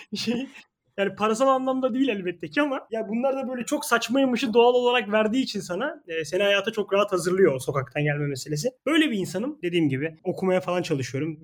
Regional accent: Istanbul, Turkey; Ben İstanbul Gazi Osman Paşa'da yaşıyorum. Burada doğup büyüdüm.

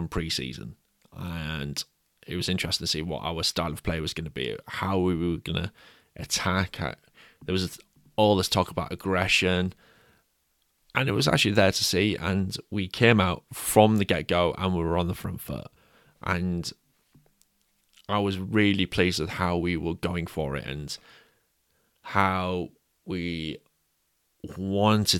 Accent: England, United Kingdom; we're both English

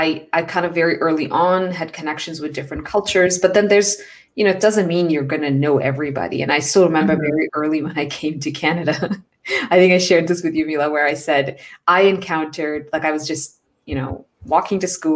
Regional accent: India; born there; also born or lived in Middle East; So growing up, I mentioned I was born in India, but I lived in the Middle East, which meant that I actually was living with a lot of international communities.

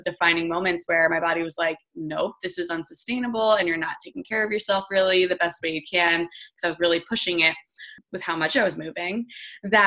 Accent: New Jersey, United States; also born or lived in Michigan; I live out in New Jersey and I grew up in New Jersey.

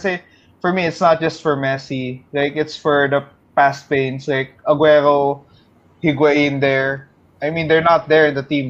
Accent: Milan, Lombardy, Italy; We grew up there in Milan with Milan supremacy, with AC and Inter.

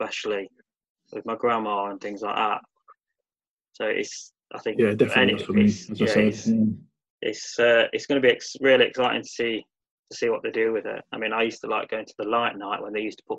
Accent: Nottingham, East Midlands, United Kingdom; growing up in Nottingham

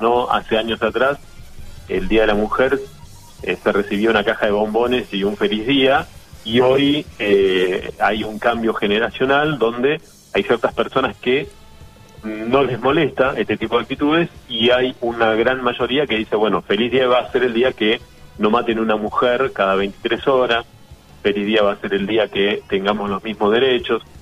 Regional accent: Argentina; como argentino

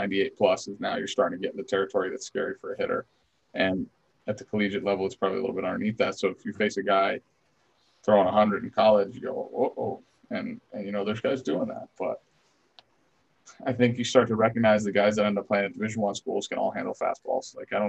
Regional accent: United States; born there; also born or lived in Italy; So I was born in the States, and I was doing like the back and forth thing in elementary school

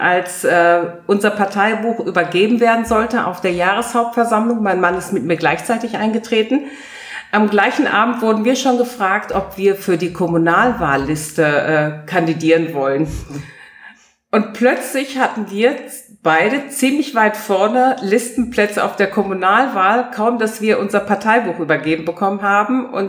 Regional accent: Paderborn, North Rhine-Westphalia, Germany; Ich meine, wer genau weiß, woher ich komme, ich komme aus Paderborn, das ist ja tatsächlich tief schwarz

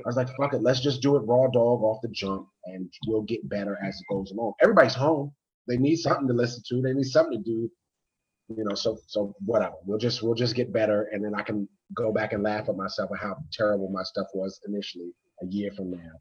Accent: United States; now in Baltimore, United States; I'm from the DMV

